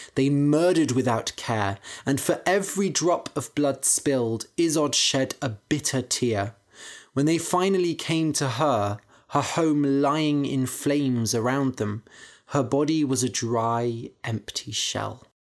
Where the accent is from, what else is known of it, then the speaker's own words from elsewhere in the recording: Bath, South West England, United Kingdom; I grew up in Bath nearby